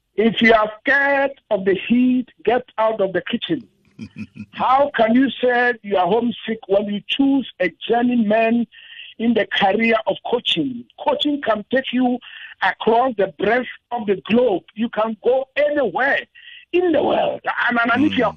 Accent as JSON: {"language": "English", "country": "Ghana", "said": "I'm a Ghanaian. Oh yeah. Ghanaians we say Chale."}